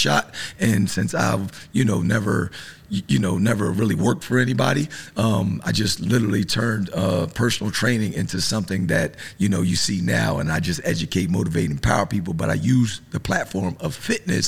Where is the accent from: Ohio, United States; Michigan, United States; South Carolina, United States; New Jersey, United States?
New Jersey, United States; I'm from New Jersey. I was, you know, born, you know, inner city, single parent household, right in the hood